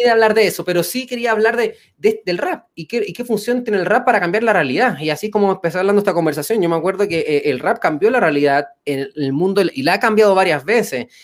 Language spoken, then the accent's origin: Spanish; Chile; now in Mexico